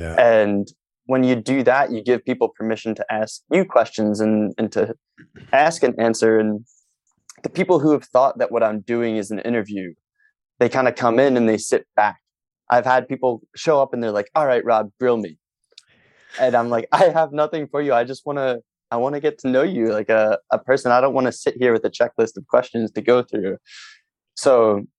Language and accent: English; Philadelphia, Pennsylvania, United States; in Philly, where I'm from